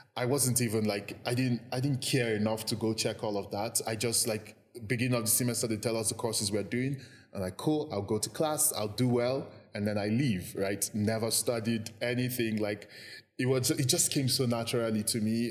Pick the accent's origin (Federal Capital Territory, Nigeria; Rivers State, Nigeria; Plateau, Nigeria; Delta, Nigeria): Plateau, Nigeria; Jos; born or raised there; also born or lived in Lagos, Nigeria / Anambra State, Nigeria